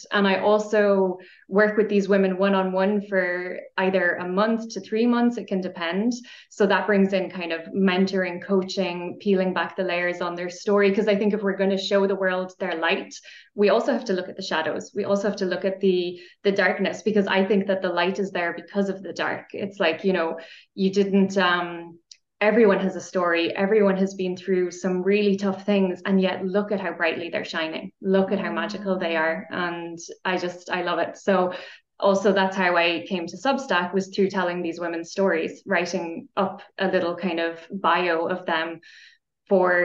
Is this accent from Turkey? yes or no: no; Ireland; now in Austria; I'm Irish. I'm coming to you from Austria